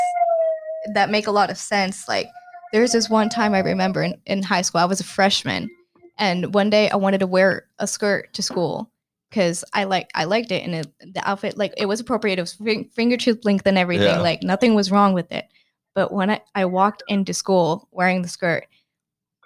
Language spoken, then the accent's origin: English; McKinney, Texas, United States; so I grew up in Texas, in McKinney specifically, which is like an hour outside of Dallas